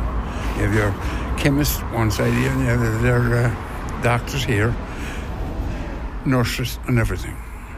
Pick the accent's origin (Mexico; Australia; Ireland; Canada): Ireland; Grange, Connacht; now in Maugherow, Ireland; We live in Maharad, just 5 miles up the road. But I was born in the parish of Grange. I moved from Harrow.